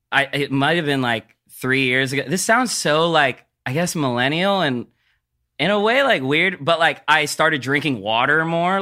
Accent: Philippines; I'm a Filipino dude, so we get we get acne very, I don't know, but from what I know, like growing up, I've seen a lot of Filipino dudes with acne.

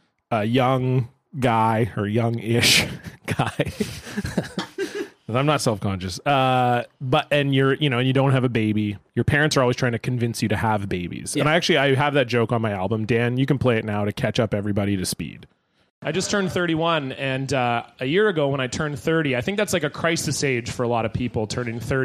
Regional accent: Surrey, British Columbia, Canada; I grew up in a city called Surrey, but I grew up in the south end of that city, which is very close to another city called White Rock.

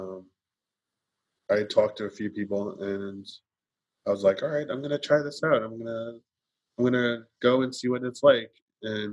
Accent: New York, United States; I'm from New York

